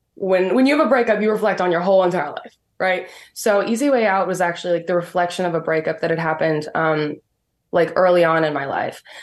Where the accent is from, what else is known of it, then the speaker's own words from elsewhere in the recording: Medicine Hat, Alberta, Canada; from Medicine Hat, Alberta